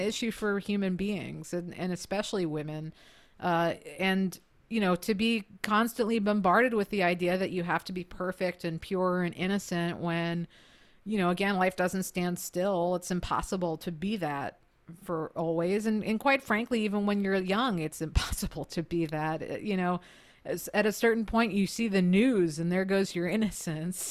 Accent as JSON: {"language": "English", "country": "United States", "said": "as an American"}